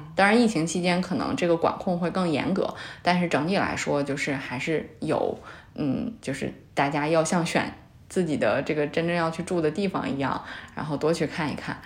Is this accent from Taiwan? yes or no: no; China; 我们中国人